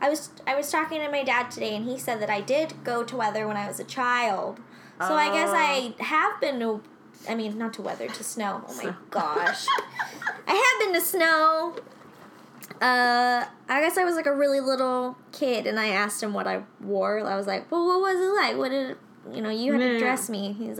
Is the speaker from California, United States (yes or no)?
yes; Long Beach, California, United States; I grew up near the Long Beach Airport.